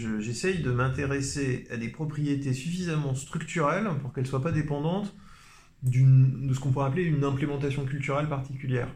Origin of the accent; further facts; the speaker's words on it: Paris, Île-de-France, France; je suis parisien